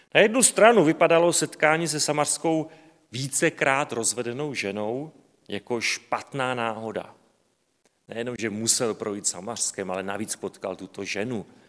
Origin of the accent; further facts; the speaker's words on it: Slovakia; já jsem Slovák